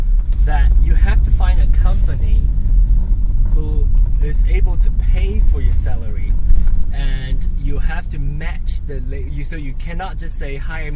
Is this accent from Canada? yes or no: no; Malaysia; now in United States; I'm from Malaysia.